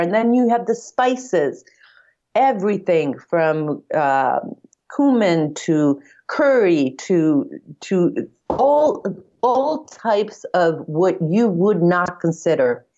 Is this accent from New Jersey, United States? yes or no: no; Andover, Massachusetts, United States; moved away as an adult; also born or lived in Hungary / Israel / Brazil; now in Sicily, Italy; I grew up in the United States. I'm, uh, just outside of Boston, Massachusetts, in a town called Andover. So that's where I went to junior high, high school, college